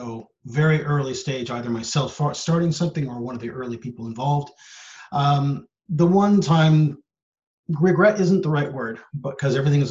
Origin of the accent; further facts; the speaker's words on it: United States; moved away as an adult; also born or lived in San Francisco Bay Area / Sri Lanka; I have come from the States. I'm originally American.